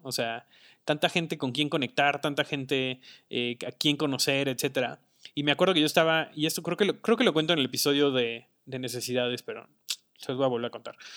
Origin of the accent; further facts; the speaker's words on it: Mexico; como cultura mexicana